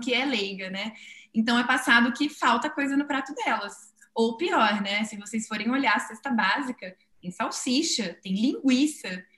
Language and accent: Portuguese; São Paulo, Brazil; Eu que sou de São Paulo